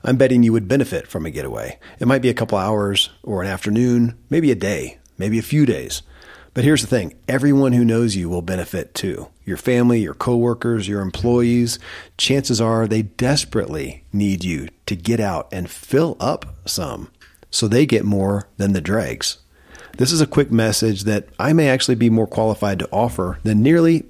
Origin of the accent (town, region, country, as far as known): Kentucky, United States; born or raised there